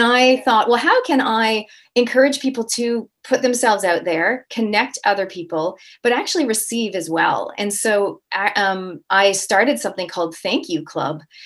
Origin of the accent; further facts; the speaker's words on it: Toronto, Ontario, Canada; now in New Zealand; I'm a Canadian Kiwi, so I'm born and raised in Canada, Toronto, and I actually live in New Zealand, so I have not picked up the accent as of yet.